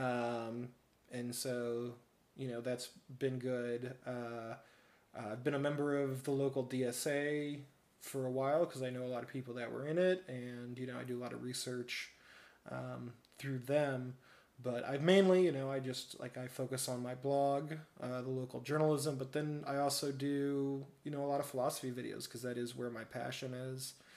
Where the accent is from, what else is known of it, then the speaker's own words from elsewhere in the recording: Peoria, Illinois, United States; also born or lived in Chicago; I was born and raised in Peoria, and I lived most of my life in Peoria